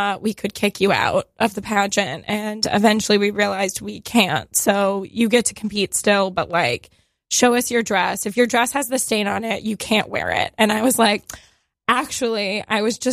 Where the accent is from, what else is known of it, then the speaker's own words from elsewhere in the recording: Texas, United States; moved away as an adult; I'm from Texas as well